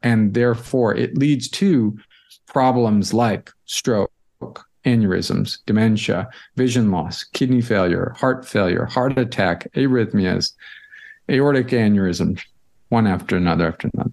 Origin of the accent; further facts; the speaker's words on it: St. Louis, Missouri, United States; moved away as an adult; also born or lived in Boston; I grew up in Saint Louis, so I'm a Midwestern kid